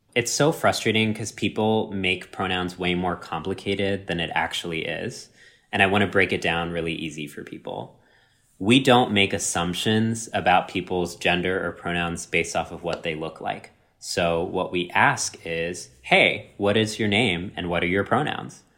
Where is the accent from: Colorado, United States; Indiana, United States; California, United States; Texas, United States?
Texas, United States; My entire life growing up in Texas